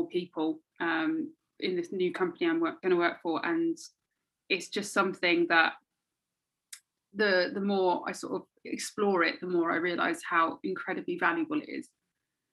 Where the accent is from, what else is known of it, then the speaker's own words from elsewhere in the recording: London, United Kingdom; I'm from London rather than like the UK